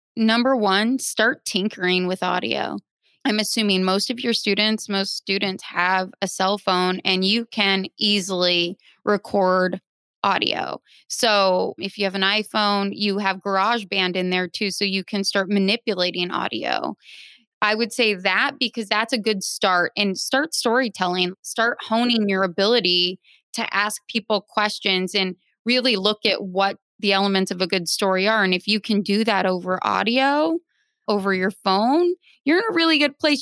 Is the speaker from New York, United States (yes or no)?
no; Phoenix, Arizona, United States; also born or lived in Nebraska; now in Brooklyn, United States; I am originally from Nebraska, raised in Phoenix, now a Brooklyn dweller